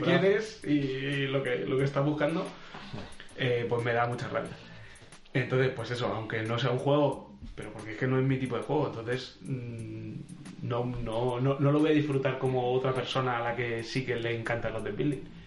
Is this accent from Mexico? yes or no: no; Albacete, Castilla-La Mancha, Spain; éramos de la tierra de Don Quijote